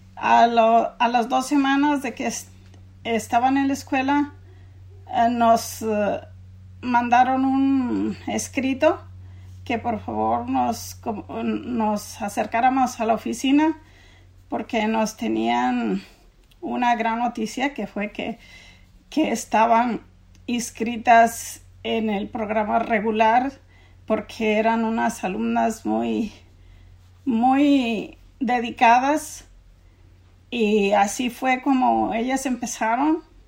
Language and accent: Spanish; Mexico; moved away as an adult; also born or lived in San Diego County, California; now in United States; nosotros somos una familia inmigrante de México y llegamos al condado de San Diego ah, cuando Jocelyn tenía nueve años